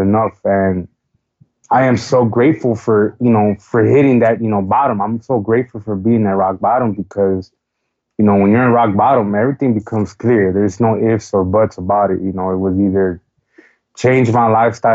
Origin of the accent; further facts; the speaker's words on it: Chicago, Illinois, United States; I am from Chicago, Illinois, born and raised